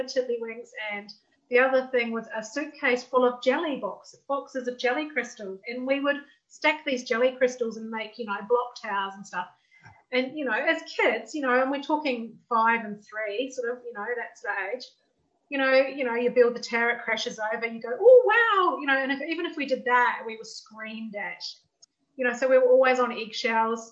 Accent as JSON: {"language": "English", "country": "New Zealand", "tie": "born or raised there", "said": "I grew up in New Zealand too, just like Gillian."}